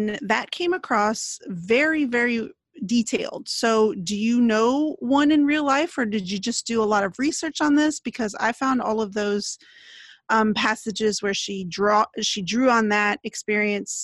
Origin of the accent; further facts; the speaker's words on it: Texas, United States; moved away as an adult; I left all my family's in Texas